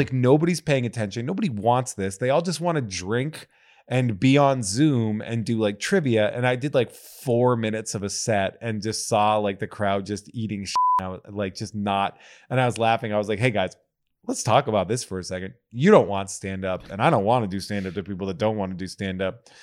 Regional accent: New England, United States; I was growing up in New England

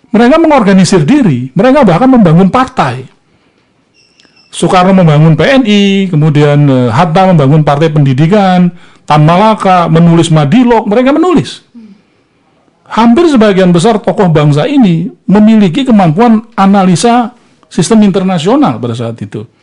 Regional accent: South Sumatra, Indonesia; saya ingat saya dari provinsi Sumatera Selatan saya mengingat sekali para petani lada, petani kopi, karet, jadi kaya mendadak.

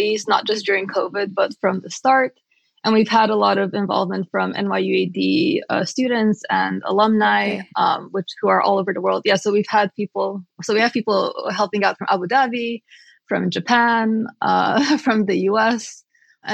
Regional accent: Romania; I grew up in Romania

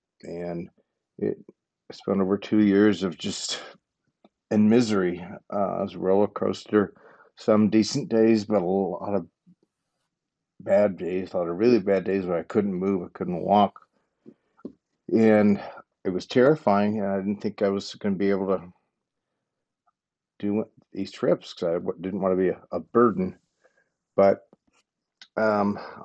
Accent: Cleveland, Ohio, United States; born and raised in Cleveland, Ohio, 55 years old

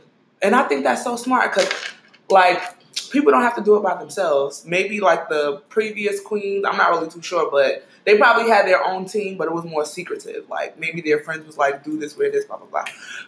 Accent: New York City, New York, United States; You know, I was from Brooklyn.

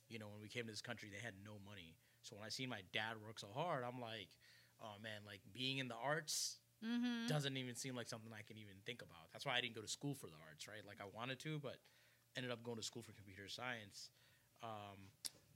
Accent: Virginia, United States; now in New Jersey, United States; Just got back from my hometown of Virginia yesterday

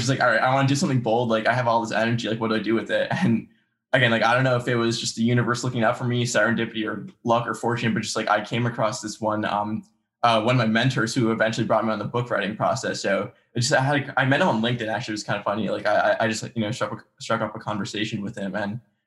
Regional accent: New Jersey, United States; grew up, I've lived my entire life in Central Jersey

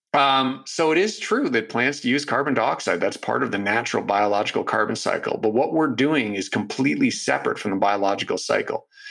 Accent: Toronto, Ontario, Canada; now in Vancouver, Canada; my hometown of Toronto

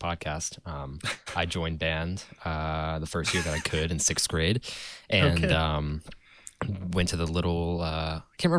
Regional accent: Asheville, North Carolina, United States; I was born in Asheville, and I am sitting in Asheville right now

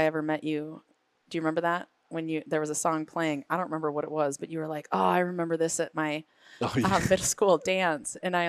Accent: Green Bay, Wisconsin, United States; I'm from Green Bay, Wisconsin. Okay. Yeah. Go Packers.

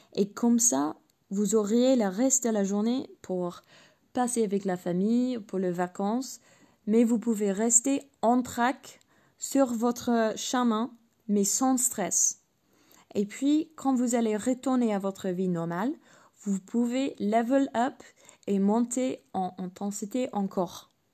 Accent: England, United Kingdom; French is a second language; moved away; je suis anglaise

